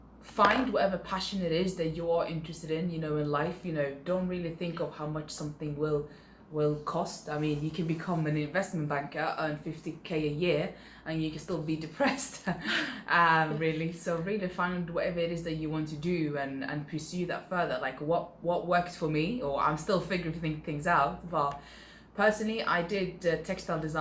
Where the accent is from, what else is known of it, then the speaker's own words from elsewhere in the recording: Sweden; moved away; I grew up in Sweden, I could speak three different languages